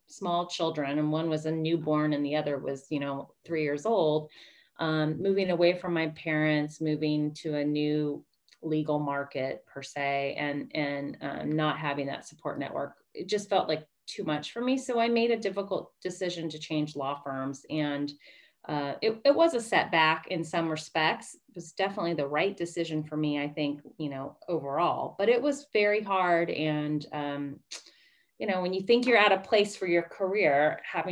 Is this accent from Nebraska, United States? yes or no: no; Bay Area, California, United States; now in Sacramento, United States; I grew up in the Bay Area